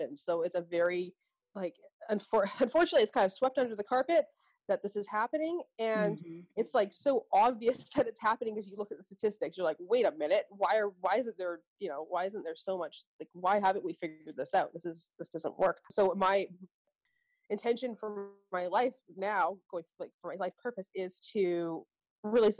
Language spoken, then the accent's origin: English; Vancouver, British Columbia, Canada; I'm from Vancouver, Canada